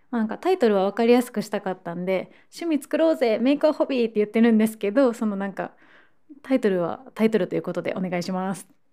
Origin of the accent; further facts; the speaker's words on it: Osaka, Japan; moved away as an adult; now in Tokyo, Japan; 高校生の時にあのサロンモデルのスカウトからスタートしてで、まあ、そのまま大阪で活動して